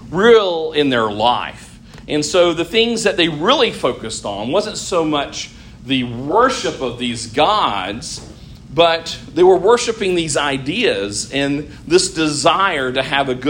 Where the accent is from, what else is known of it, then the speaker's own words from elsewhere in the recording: United States; we are as American Christians